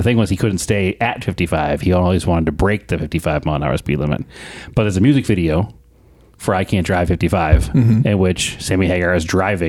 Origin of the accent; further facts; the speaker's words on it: United States; we grew up in America.